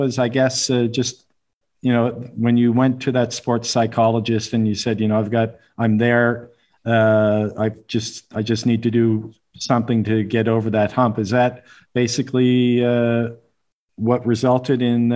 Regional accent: Halifax, Nova Scotia, Canada; my hometown of Halifax, Nova Scotia

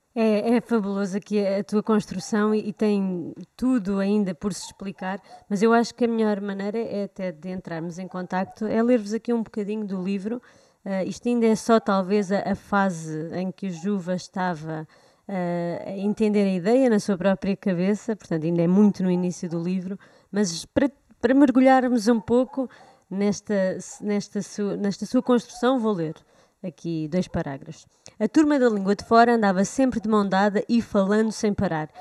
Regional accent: Portugal; nós cá já não usamos o vós, pelo menos em Lisboa

